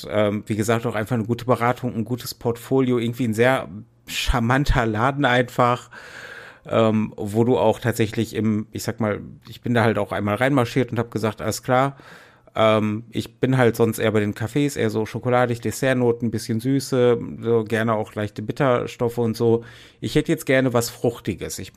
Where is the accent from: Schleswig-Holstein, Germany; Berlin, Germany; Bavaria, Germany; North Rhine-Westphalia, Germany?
North Rhine-Westphalia, Germany; Essen; da komme ich jetzt wieder zurück nach Essen in meine Heimatstadt